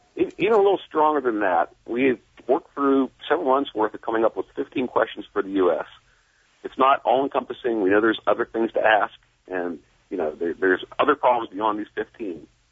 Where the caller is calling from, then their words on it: Philadelphia, Pennsylvania, United States; calling from Philadelphia, Pennsylvania area